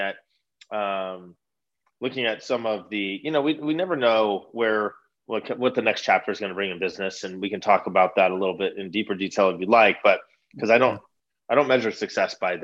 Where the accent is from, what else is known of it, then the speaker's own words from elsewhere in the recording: Redlands, California, United States; born and raised in Redlands.